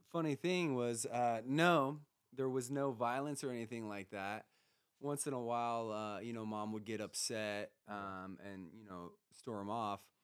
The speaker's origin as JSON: {"language": "English", "town": "Grass Valley", "region": "California", "country": "United States", "tie": "born or raised there", "said": "I grew up uh, up in Grass Valley."}